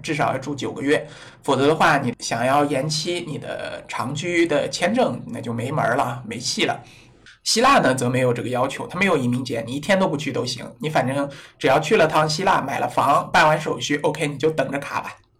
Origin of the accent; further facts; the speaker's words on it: China; 我们中国人